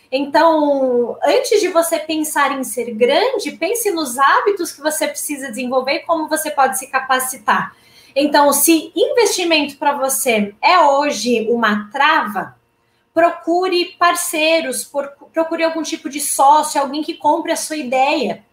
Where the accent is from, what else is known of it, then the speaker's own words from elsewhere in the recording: interior of Paraná, Brazil; moved away; eu sou VIP, que é vim do interior do Paraná.